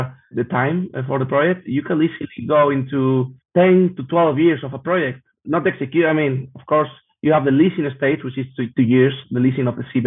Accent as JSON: {"language": "English", "country": "Spain", "said": "I'm from Spain"}